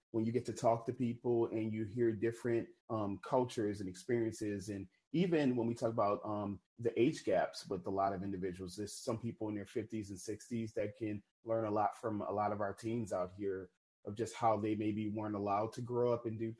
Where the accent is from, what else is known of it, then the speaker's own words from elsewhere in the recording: New Orleans, Louisiana, United States; I'm originally from New Orleans, Louisiana